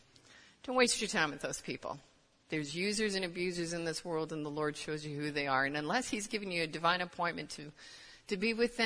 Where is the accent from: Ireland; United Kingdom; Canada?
Canada; moved away as an adult; now in United States; I'm actually Canadian.